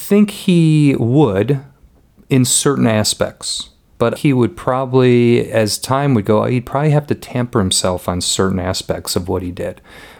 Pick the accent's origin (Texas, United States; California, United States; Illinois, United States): Illinois, United States; And we just mentioned that, yeah, we're from Illinois.